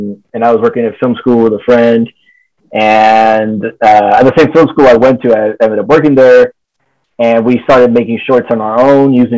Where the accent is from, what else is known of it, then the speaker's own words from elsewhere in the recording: Dominican Republic; moved away as an adult; also born or lived in Los Angeles; I'm from the Dominican Republic